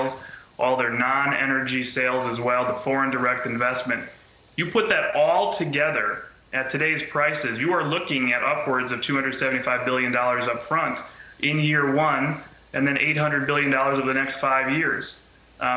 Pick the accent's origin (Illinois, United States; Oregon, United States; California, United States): Illinois, United States; Chicago; I'm from Chicago